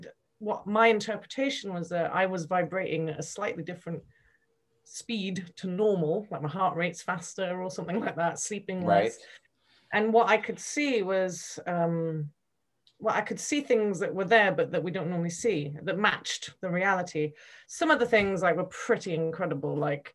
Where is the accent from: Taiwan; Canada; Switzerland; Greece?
Switzerland; also born or lived in United Kingdom; I grew up in Switzerland and I was at university in the UK.